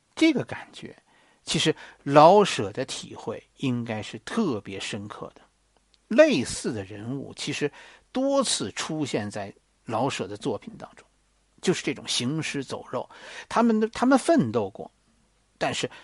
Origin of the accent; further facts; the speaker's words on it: China; 我们中国人